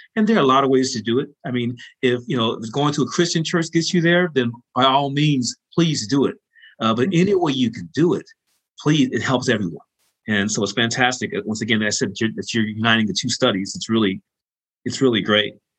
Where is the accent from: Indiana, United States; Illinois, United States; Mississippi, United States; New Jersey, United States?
Illinois, United States; Chicago; the rich background that we share growing up in Chicago